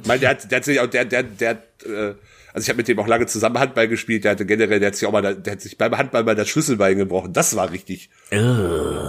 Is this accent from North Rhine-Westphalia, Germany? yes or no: yes; North Rhine-Westphalia, Germany; meine Heimatstadt hat 22.000 Einwohner, was in NRW jetzt, was in Sachsen-Anhalt eine Kreisstadt ist, in NRW aber eher so interessiert keinen.